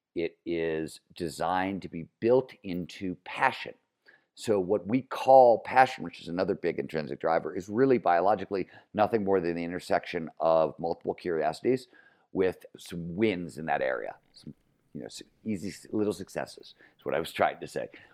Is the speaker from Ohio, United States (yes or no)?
yes; Cleveland, Ohio, United States; growing up in Cleveland, Ohio, blue collar steel mill town, nineteen seventies